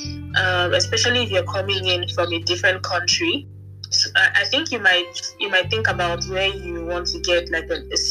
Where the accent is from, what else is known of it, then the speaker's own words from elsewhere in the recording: Nigeria; moved away as an adult; now in Stuttgart, Germany; I'm from Nigeria